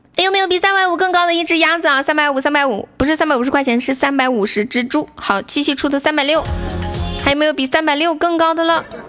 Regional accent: Sichuan, China; 我们四川人

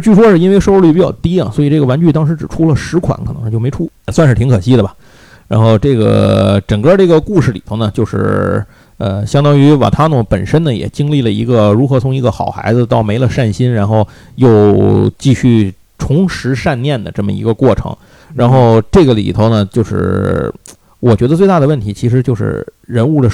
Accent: Tianjin, China; 我小时候是在天津

